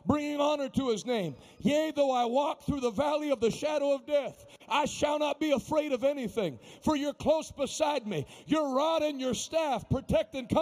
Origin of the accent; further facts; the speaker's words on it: Pittsburgh, Pennsylvania, United States; I grew up in Pittsburgh, you know, I know Pittsburgh people